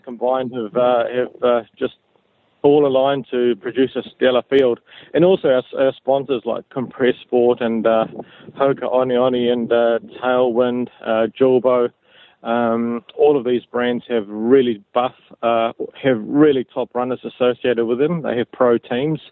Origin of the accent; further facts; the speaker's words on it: Kawerau, Bay of Plenty, New Zealand; moved away as an adult; I grew up in Kawerau uh, in the Bay of Plenty